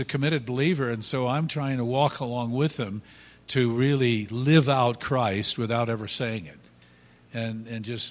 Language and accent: English; United States; moved away; we grew up just outside of New York City